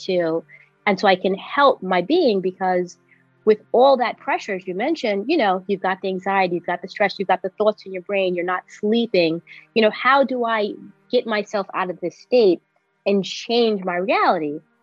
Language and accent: English; New York City, New York, United States; now in upstate New York, United States; I'm a New Yorker through and through, born here, raised here